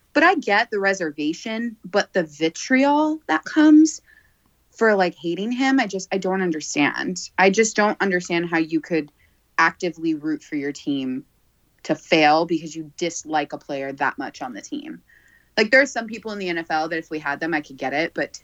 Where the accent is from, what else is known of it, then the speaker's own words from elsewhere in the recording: South Florida, United States; I grew up in South Florida